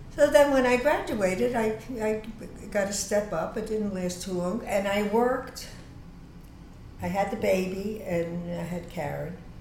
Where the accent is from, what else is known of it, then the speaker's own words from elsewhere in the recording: New York City, New York, United States; I was born on Huron Street, and then I, we, we moved to, with my family to Freeman Street